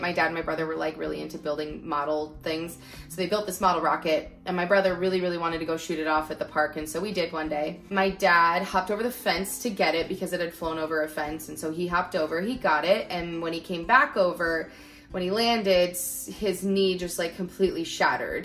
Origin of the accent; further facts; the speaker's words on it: Northern California, United States; also born or lived in Lancaster, California; we moved up to Northern California when I was five because there was just more jobs up here for him